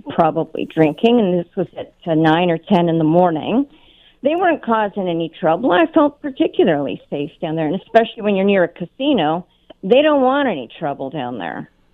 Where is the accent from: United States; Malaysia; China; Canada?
Canada; Toronto, Ontario; now in Hamilton, Canada; I grew up in Toronto.